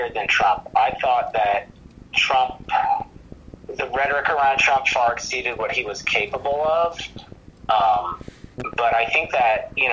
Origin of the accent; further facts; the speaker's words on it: Georgia, United States; I grew up in Georgia.